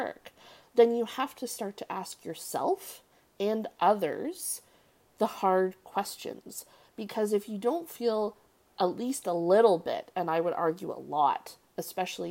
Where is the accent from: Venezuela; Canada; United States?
Canada; I'm Canadian